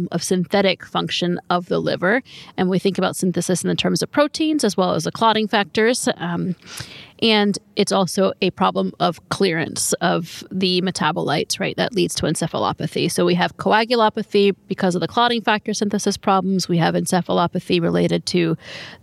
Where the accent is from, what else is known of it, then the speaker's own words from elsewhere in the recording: North Carolina, United States; I'm from North Carolina